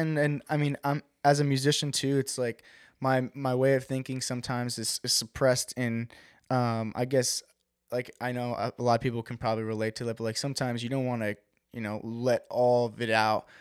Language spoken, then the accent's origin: English; West Babylon, New York, United States; I grew up on the South Shore of Long Island